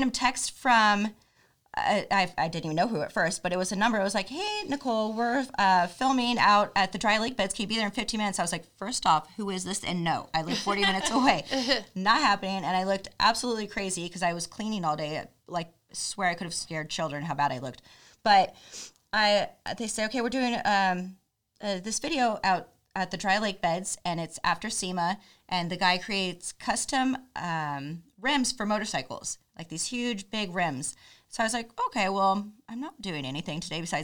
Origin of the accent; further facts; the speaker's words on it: Missouri, United States; I'm from Missouri